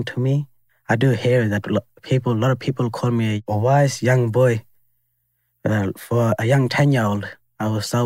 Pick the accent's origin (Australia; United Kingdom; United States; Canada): Australia; Alice Springs, Northern Territory; me growing up in Alice Springs